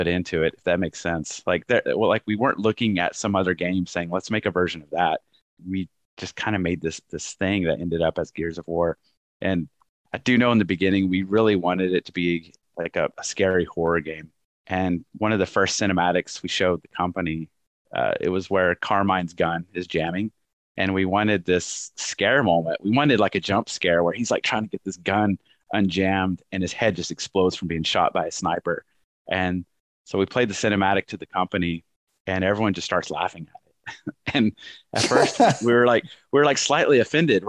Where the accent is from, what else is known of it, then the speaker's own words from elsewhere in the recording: Texas, United States; moved away as an adult; also born or lived in Dallas / North Carolina; I was leaving my home state of Texas, moving to North Carolina